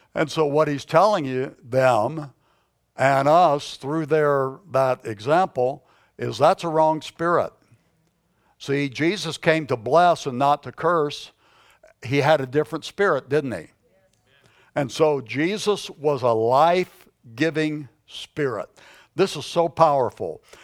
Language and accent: English; United States; we are Americans